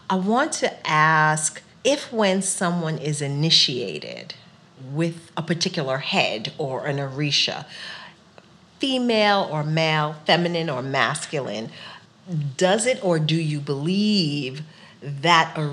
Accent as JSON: {"language": "English", "town": "New York City", "region": "New York", "country": "United States", "tie": "born or raised there", "said": "I grew up in Queens."}